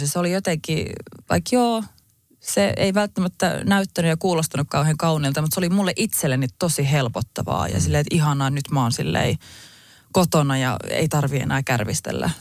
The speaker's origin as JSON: {"language": "Finnish", "country": "Finland", "tie": "born or raised there", "said": "mun äiti on kiinalainen ja mä oon kasvanut kuitenkin Suomessa"}